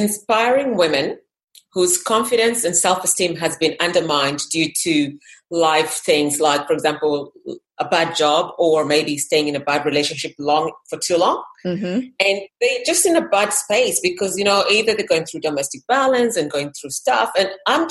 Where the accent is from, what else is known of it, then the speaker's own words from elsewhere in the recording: Kenya; moved away; I was from Kenya originally.